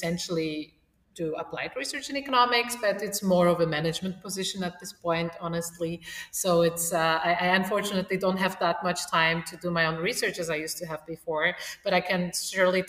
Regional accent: Poland; moved away as an adult; also born or lived in Warsaw / Vienna / Lisbon; now in Austria; I am originally from Poland

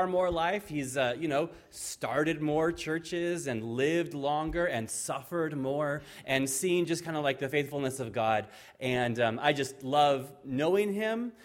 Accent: Fallbrook, California, United States; moved away as an adult; now in Ireland; She and I were both born and raised in Fallbrook

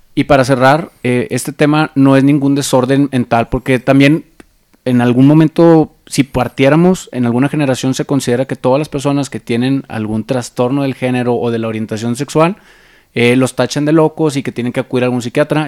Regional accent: Monterrey, Nuevo León, Mexico; now in Mexico City, Mexico; yo soy de Monterrey

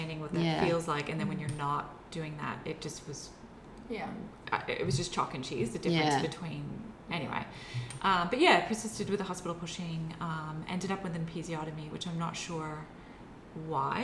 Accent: United States; moved away as an adult; now in Australia; I'm from the States, so I don't have family here either.

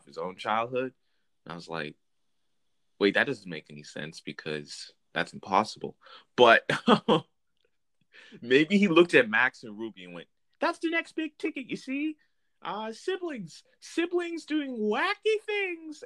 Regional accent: Vancouver, British Columbia, Canada; growing up in Vancouver as a little kid

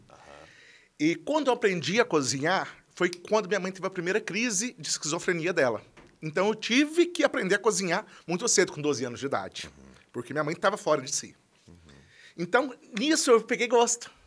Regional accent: Brazil; accent: caipira; esse sotaque nosso ajuda a gente

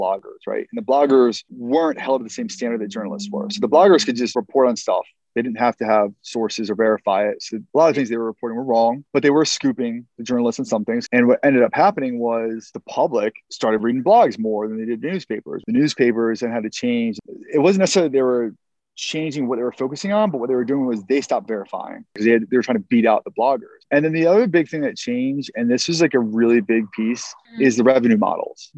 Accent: Baltimore, Maryland, United States; I'm from Baltimore

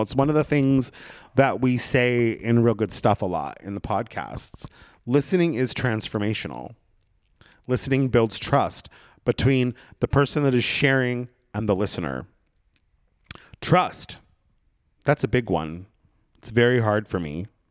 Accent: Brookings, Oregon, United States; moved away; I found myself back in my hometown in Southern Oregon, in Brookings, Oregon

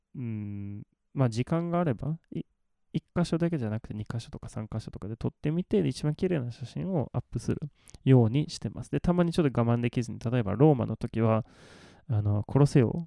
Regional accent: Malmö, Skåne, Sweden; Japanese is a second language; moved away; 私の生まれ育ったマルメっていう町です

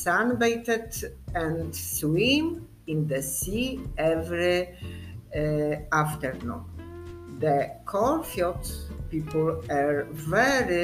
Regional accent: Poland; English is a second language; I come from Poland.

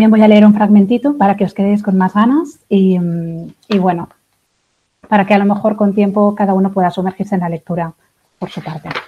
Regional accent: Spain; now in Berlin, Germany; Eh, bueno … soy española, hace cuatro años ya que estoy en Berlín.

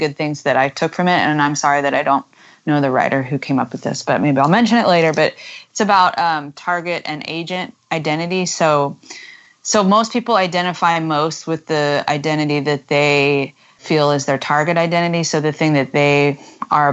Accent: United States; being American is that we feel that we don't really have an intrinsic national identity

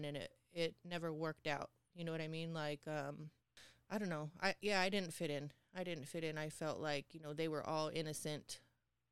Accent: Tukwila, Washington, United States; also born or lived in Seattle, Washington; Born and raised in Tukwila

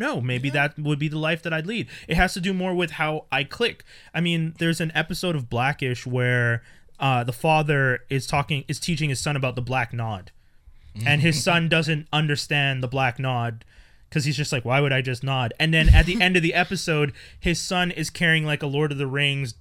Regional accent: Montreal, Quebec, Canada; I grew up in Montreal

